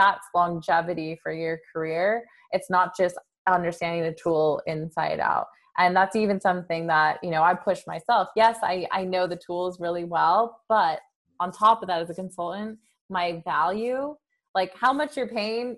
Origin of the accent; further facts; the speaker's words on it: San Jose, California, United States; I grew up in San Jose